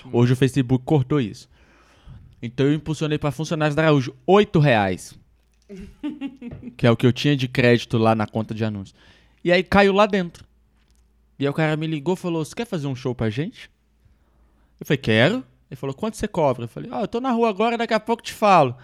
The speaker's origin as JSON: {"language": "Portuguese", "region": "Minas Gerais", "country": "Brazil", "said": "eu sou mineiro"}